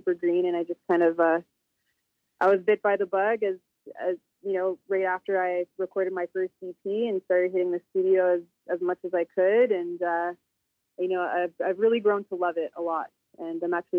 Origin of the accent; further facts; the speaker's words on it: Northern Alberta, Canada; I'm originally from Northern Alberta, Treaty 8 territory, from the Tall Cree tribe, Tall Cree Nation, and I'm also Métis. I grew up on the Métis settlement as well